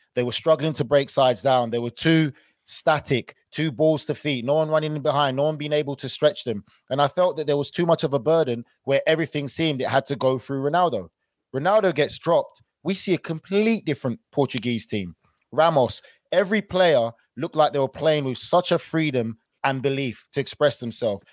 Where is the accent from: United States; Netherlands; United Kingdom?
United Kingdom; being British